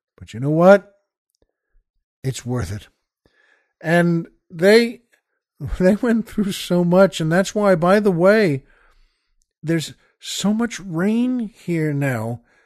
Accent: New York, United States; now in Los Angeles, United States; I grew up in New York

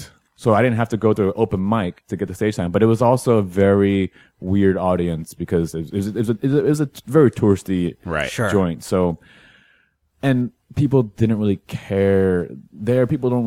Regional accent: Houston, Texas, United States; accent: slight Texan drawl; moved away as an adult; also born or lived in Berkeley / San Francisco / Los Angeles; now in New York, United States; I grew up in Houston

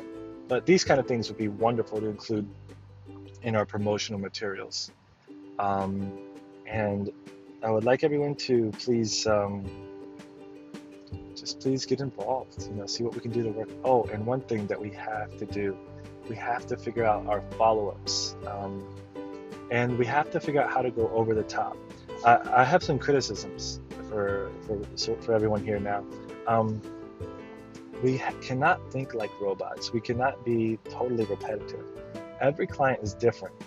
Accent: the South, United States; I'm from the South, as you all know

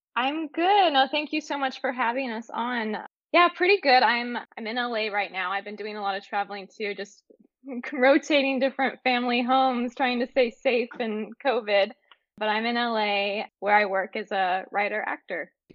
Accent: Northern California, United States; I grew up in Northern California

